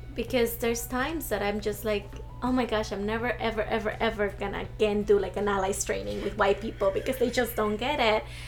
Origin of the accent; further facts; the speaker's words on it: Arizona, United States; also born or lived in Mexico; growing up here, I didn't really see Arizona as home